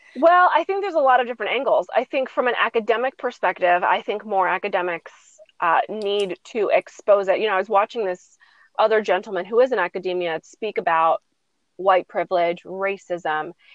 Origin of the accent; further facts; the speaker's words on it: United States; as a as a American people